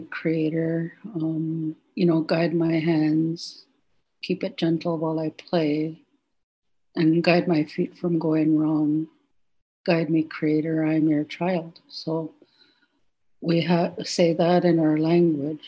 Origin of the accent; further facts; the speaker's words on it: Chehalis, British Columbia, Canada; I'm from Chehalis.